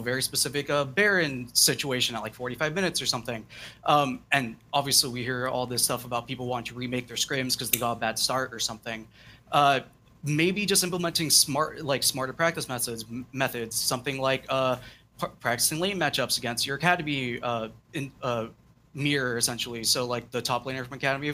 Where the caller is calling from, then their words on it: Chico, California, United States; I'm calling from Chico, California.